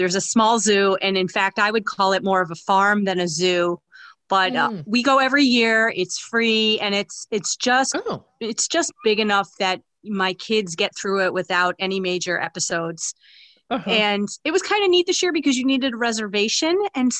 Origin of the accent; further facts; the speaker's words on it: New York City, New York, United States; now in Naperville, United States; Well, I've been here for, 35 years. Prior to that, I grew up in New York City.